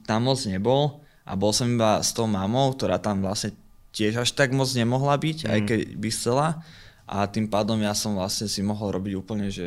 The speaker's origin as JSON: {"language": "Slovak", "town": "Topoľčany", "region": "Nitra Region", "country": "Slovakia", "tie": "born or raised there", "also_born_or_lived": "Partizánske", "moved": "yes", "said": "v Topolčanom som vyrastal okay. a tak, tak tretinovo v Partizánskom. Okay, Tam býval tátko lebo naši sa rozviedli, keď som mal asi 6"}